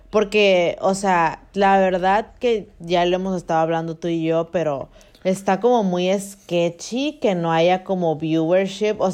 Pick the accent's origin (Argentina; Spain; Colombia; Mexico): Mexico; northern Mexico; also born or lived in Culiacán; somos eh, norteñas, amiga. somos norteñas.